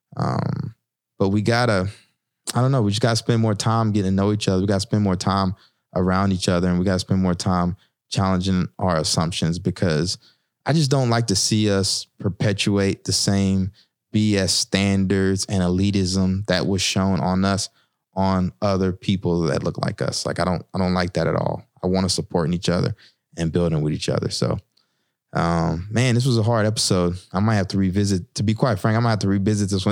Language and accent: English; the South, United States; moved away as an adult; now in Newark, United States; I'm from the South